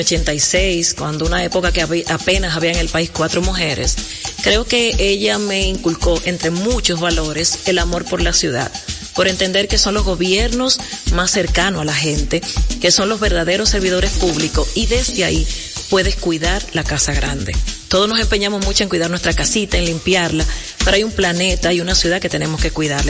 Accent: La Vega, Dominican Republic; now in Santo Domingo, Dominican Republic; aunque nací en La Vega, la verdad que soy capitaleña, de corazón, trabajo en Santo Domingo Norte

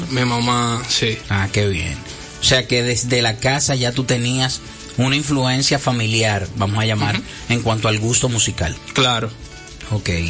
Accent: San Francisco de Macorís, Duarte, Dominican Republic; Yo nací en San Francisco de Macorís.

